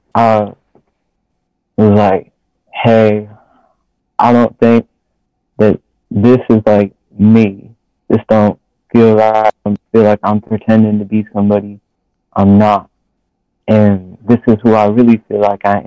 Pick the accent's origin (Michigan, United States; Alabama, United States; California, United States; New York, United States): Michigan, United States; Grand Rapids; I'm from Grand Rapids